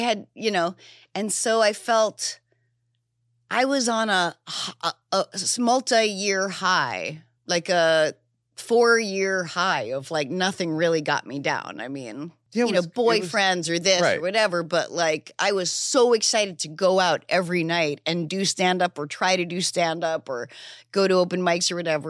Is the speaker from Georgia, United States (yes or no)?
no; New Hampshire, United States; Yeah, I grew up in New Hampshire. I knew nothing of anywhere else, but I had this depression that I could only explain as a deep feeling of homesickness